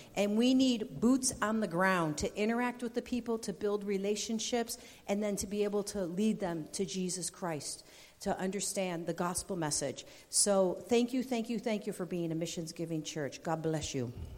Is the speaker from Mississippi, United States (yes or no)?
no; Rochester, New York, United States; moved away as an adult; also born or lived in Fulton, New York; now in Colombia; I'm originally from Rochester, and landed a job with Oswego County BOCES in Fulton, New York